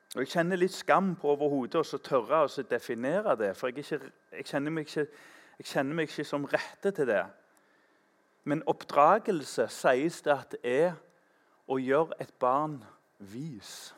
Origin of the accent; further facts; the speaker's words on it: Tananger, Rogaland, Norway; I Tananger, der jeg vokste opp